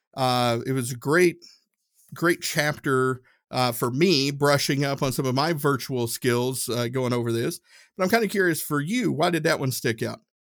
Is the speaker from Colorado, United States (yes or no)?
no; Tennessee, United States; I'm from Tennessee. We pronounce stuff different out, uh, out that way